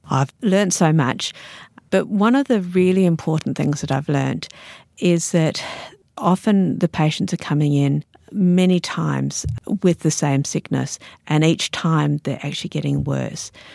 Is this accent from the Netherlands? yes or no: no; Australia; also born or lived in Sydney / New Zealand; now in Alice Springs, Australia; as an Australian